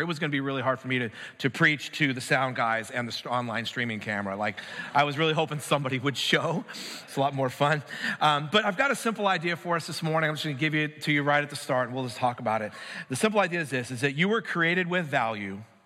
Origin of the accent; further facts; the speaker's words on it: United States; I'm an American